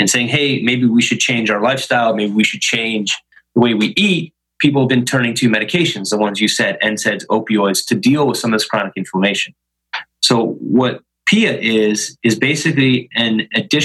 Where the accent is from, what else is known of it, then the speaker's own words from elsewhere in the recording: Chicago, Illinois, United States; moved away as an adult; also born or lived in Stevens Point, Wisconsin / Philadelphia; I was born and raised in Chicago.